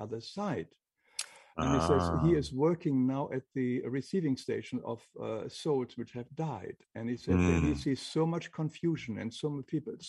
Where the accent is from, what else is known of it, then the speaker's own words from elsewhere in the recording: Northern Germany, Germany; English is a second language; moved away; I grew up in Germany, in northern Germany